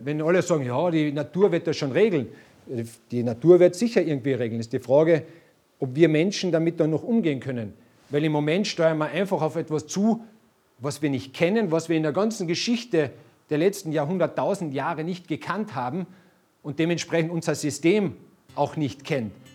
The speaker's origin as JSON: {"language": "German", "region": "Carinthia", "country": "Austria", "said": "bei uns in Kärnten"}